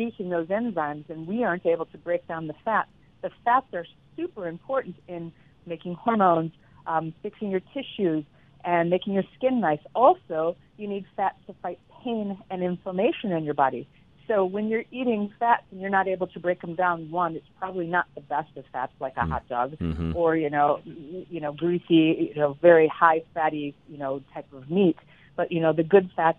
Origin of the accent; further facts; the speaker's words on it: Chicago, Illinois, United States; now in Florida, United States; I'm originally from the Midwest Chicago area